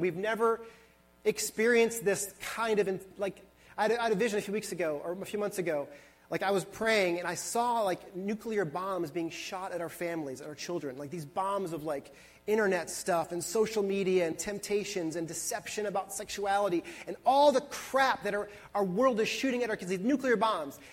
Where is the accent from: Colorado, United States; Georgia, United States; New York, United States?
New York, United States; Buffalo; moved away; I was born and raised in Buffalo, New York